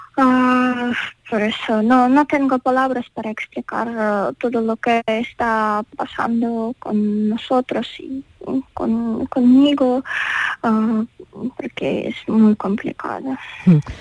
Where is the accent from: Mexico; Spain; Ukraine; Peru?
Ukraine